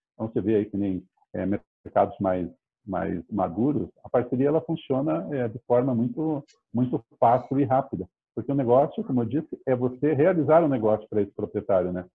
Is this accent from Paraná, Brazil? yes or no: yes; Curitiba, Paraná, Brazil; eu sou natural de Curitiba